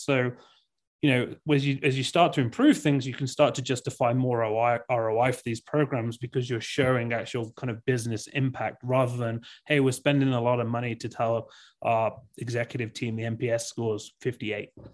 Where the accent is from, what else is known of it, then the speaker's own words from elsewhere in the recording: England, United Kingdom; moved away as an adult; now in Park City, United States; grew up in England, uh, for thirty, thirty-two years, and then, yeah, moved to the U S about six years ago